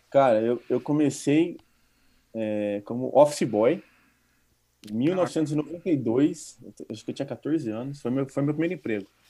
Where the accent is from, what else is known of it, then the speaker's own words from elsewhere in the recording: Campinas, São Paulo, Brazil; moved away as an adult; para quem é do interior, como eu era de Campinas